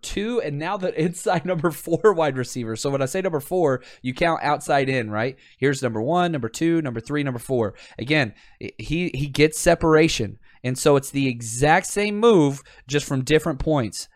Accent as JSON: {"language": "English", "town": "Pasadena", "region": "California", "country": "United States", "tie": "born or raised there", "said": "I'm in, uh, Pasadena, California currently. What's up, what's up? That's my hometown"}